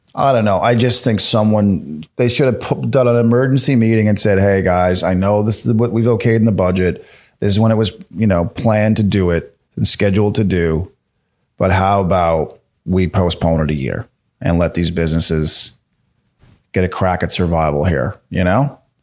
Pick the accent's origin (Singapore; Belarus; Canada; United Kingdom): Canada; as a Canadian comedian